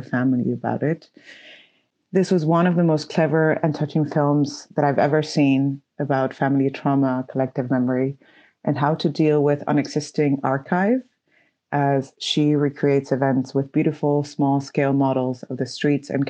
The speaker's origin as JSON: {"language": "English", "country": "Venezuela", "moved": "yes", "lives_now": "Belgium", "said": "I'm a filmmaker from Venezuela, based in Belgium."}